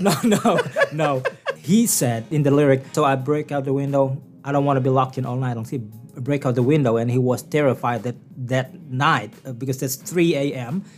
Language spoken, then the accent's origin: English; Bangka Belitung Islands, Indonesia; English is a second language; moved away as an adult; now in Newfoundland and Labrador, Canada; I was born and raised in the uh, small village named Sempan